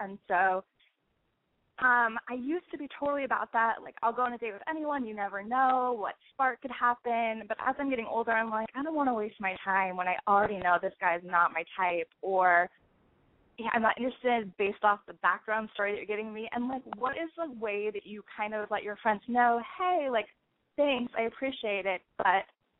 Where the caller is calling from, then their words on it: Portland, Oregon, United States; I'm 27. I'm calling from Portland, Oregon.